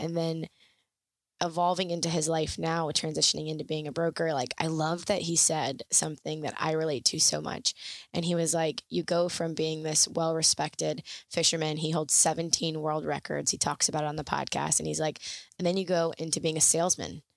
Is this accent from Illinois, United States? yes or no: no; Florida Keys, United States; growing up in the Keys